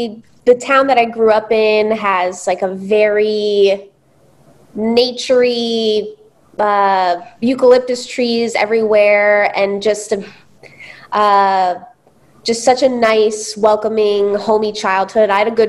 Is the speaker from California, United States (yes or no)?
yes; Redondo Beach, California, United States; I'm actually from Redondo Beach, California.